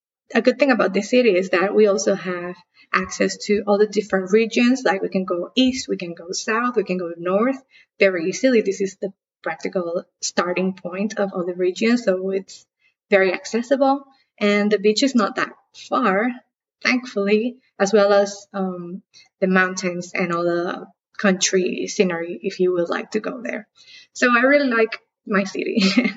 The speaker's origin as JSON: {"language": "English", "country": "Dominican Republic", "said": "I am from Dominican Republic."}